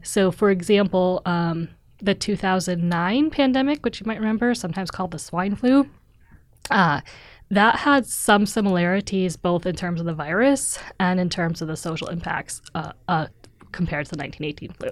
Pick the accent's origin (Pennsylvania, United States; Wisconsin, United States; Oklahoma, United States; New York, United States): Wisconsin, United States; moved away as an adult; also born or lived in Missouri / Pittsburgh; now in Oslo, Norway; So I'm originally from Wisconsin, which is a state in the Midwest